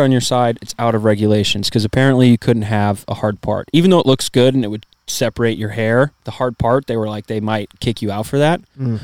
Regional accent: Wells, Minnesota, United States; I'm from Minnesota

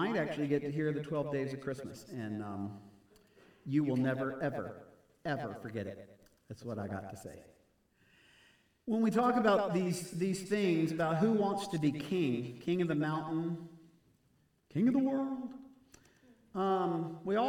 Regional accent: Houston, Texas, United States; grew up in Houston in that area

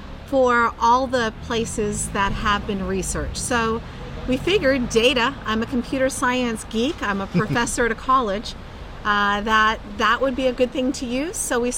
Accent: United States; I'm American

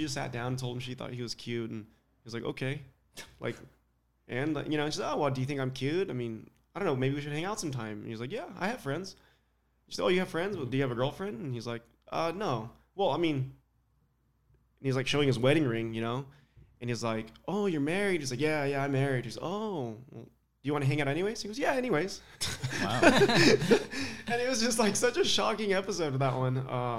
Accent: Palm Springs, California, United States; Palm Springs, so I'm California.

